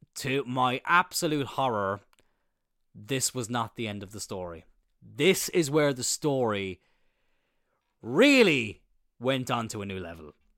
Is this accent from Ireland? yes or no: yes; Ireland; I'm from Ireland